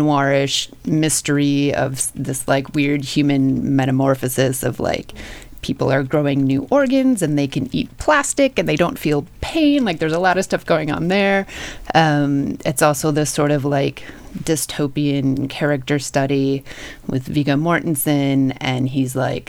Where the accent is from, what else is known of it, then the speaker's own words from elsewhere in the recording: Canada; now in Toronto, Canada; obviously living in Toronto, being Canadian. I loved Cronenberg even before I moved here.